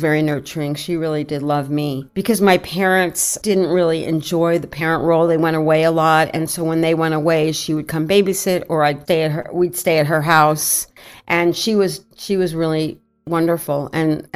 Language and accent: English; New York City, New York, United States; I was born in the Bronx, New York